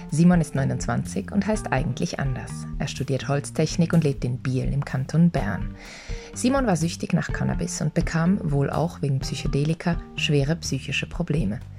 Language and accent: German; Berlin, Germany; Ich bin in Berlin aufgewachsen. Meine Eltern trennten sich früh. Mein Vater starb, als ich 15 war.